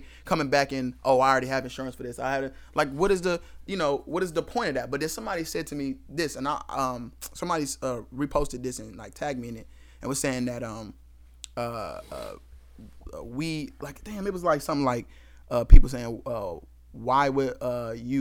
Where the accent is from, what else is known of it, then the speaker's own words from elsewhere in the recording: Cleveland, Ohio, United States; We're from Cleveland, Ohio